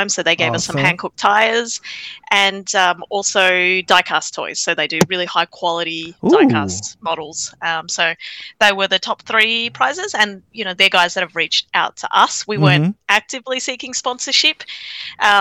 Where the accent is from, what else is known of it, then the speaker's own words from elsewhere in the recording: Australia; I was born in Australia